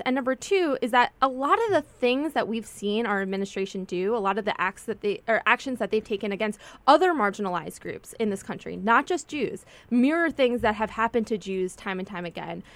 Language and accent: English; United States; as a Jew, as a Jewish American